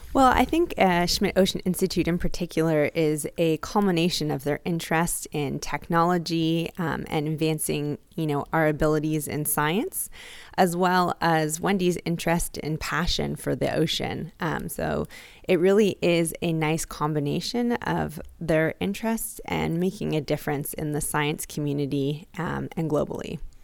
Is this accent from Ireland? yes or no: no; Toronto, Ontario, Canada; moved away as an adult; now in Hawaii, United States; I'm actually from Toronto, Canada, but have been in Hawaii almost twenty years now